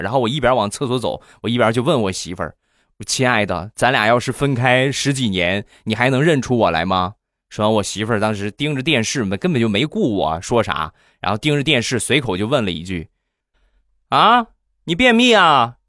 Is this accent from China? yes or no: yes; Rizhao, Shandong, China; 我们家乡的特产，日照绿茶